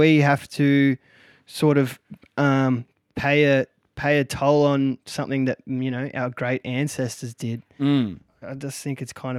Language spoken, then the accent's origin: English; Australia